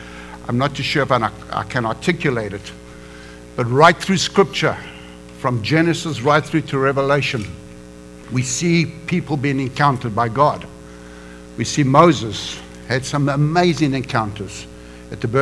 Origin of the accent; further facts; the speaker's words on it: South Africa; moved away as an adult; also born or lived in Johannesburg, South Africa / Durban, South Africa; now in United States; I am an American now, but come from Africa.